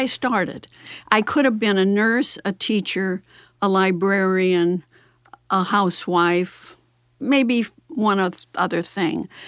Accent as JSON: {"language": "English", "town": "St. Louis", "region": "Missouri", "country": "United States", "tie": "born or raised there", "said": "I grew up very near Beaumont High School"}